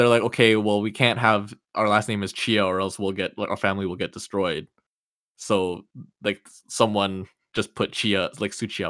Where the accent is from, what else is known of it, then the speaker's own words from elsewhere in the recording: Indonesia; now in Canada; I'm Indonesian